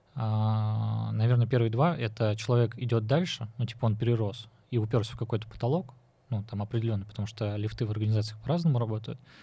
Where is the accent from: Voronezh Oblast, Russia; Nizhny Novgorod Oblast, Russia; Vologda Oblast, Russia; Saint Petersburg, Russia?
Nizhny Novgorod Oblast, Russia; Nizhny Novgorod; я вот Нижегородец